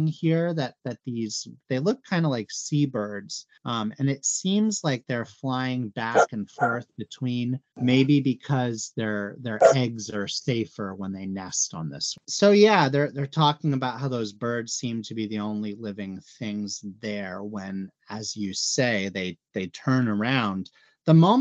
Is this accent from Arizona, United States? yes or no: yes; Arizona, United States; I'm from Arizona